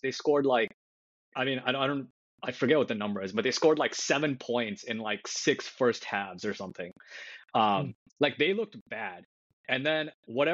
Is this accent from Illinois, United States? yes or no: yes; Chicago, Illinois, United States; moved away as an adult; now in California, United States; I grew up in Chicago and went to high school with Mike